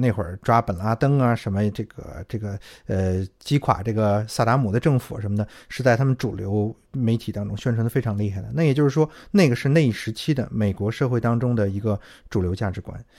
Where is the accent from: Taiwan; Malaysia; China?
China; 我们中国人